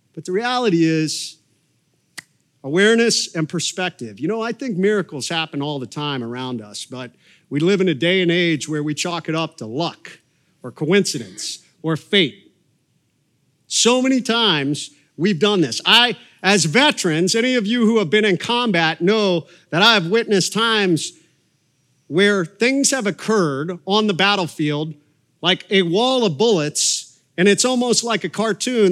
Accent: Coshocton, Ohio, United States; moved away; Coshocton, Ohio was where I was born, and, uh, grew up there

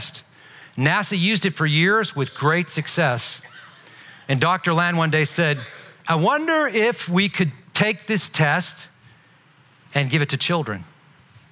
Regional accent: Belfast, Northern Ireland, United Kingdom; moved away; I'm not from this country. I wasn't born here. I was born in Northern Ireland. I was born in Belfast

